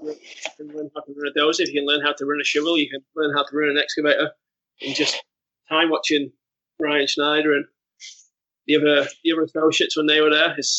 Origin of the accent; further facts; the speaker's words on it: Lake District, North West England, United Kingdom; I sort of grew up on the edge of the Lake District in the northwest of England, and we had a small house, but it came with a little half acre field, which we had 5 sheep to mow it